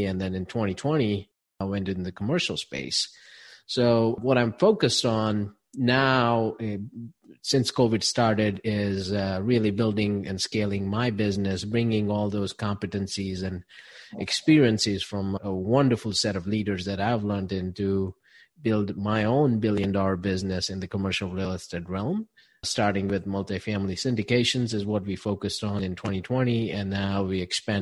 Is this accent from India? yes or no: yes; India; moved away as an adult; now in Charlotte, United States; I grew up back in India and came here to the United States to study a couple of decades back